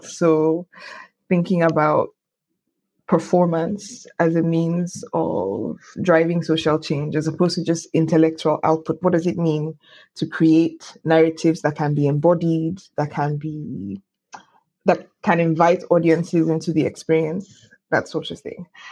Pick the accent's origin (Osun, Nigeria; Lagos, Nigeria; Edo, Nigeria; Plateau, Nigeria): Lagos, Nigeria; I was born in Lagos